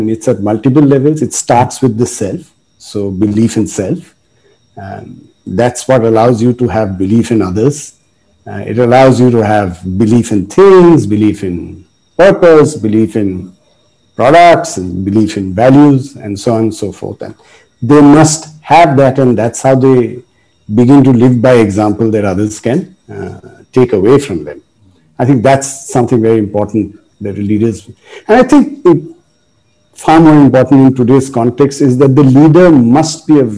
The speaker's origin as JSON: {"language": "English", "town": "Kolkata", "region": "West Bengal", "country": "India", "tie": "born or raised there", "said": "I was born in Kolkata, and all of my education was in the missionary schools"}